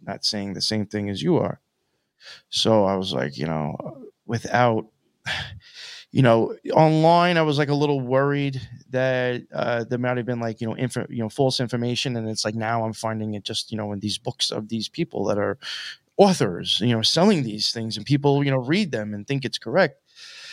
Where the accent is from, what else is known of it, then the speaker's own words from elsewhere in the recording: Long Island, Suffolk County, New York, United States; also born or lived in Nassau County, New York; I grew up in Long Island, mainly like Suffolk County. I was out there for most of my life